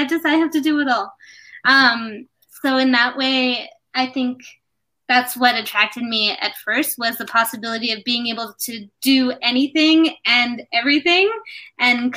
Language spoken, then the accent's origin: English; United States; also born or lived in New York; I grew up in the United States